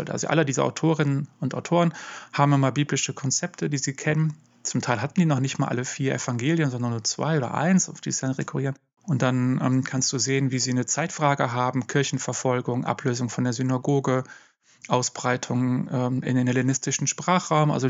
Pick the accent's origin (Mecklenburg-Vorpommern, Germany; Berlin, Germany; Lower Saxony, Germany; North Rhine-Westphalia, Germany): North Rhine-Westphalia, Germany; Dortmund; ich habe auch in Dortmund, wo ich herkomme, von der TU Dortmund eben auch systematische Theologie gelehrt.